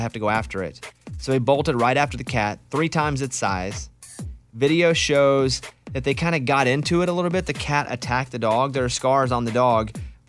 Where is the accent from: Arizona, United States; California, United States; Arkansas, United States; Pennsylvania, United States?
Arkansas, United States; I grew up in Arkansas, so we didn't have... We had lakes. I lived near a lake